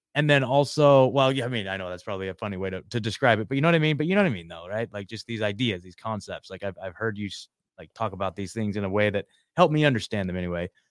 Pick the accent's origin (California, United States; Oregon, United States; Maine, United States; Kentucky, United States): Oregon, United States; moved away as an adult; also born or lived in Eugene, Oregon; now in Nashville, United States; I, I born and raised in Oregon, I lived in Eugene, Oregon for the last, uh, you know, ten years